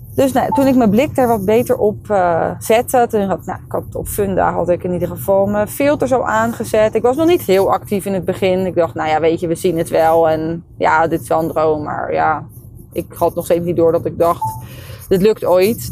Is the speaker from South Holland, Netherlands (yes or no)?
yes; Leiden, South Holland, Netherlands; ik woon daar al mijn hele leven en ik ken daar iedereen